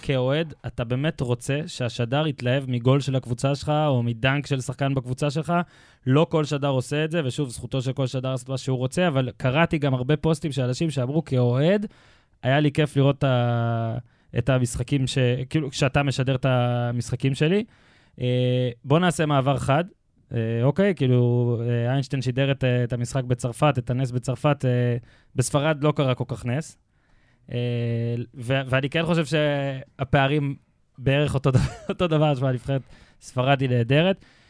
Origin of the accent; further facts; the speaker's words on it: Israel; אני הייתי בן 10, התארח אצלנו במושב דוד שלי